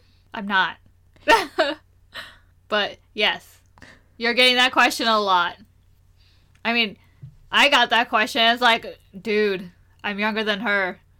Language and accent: English; India; So, whenever we say that we're Indian, we're also automatically assumed to be Hindu.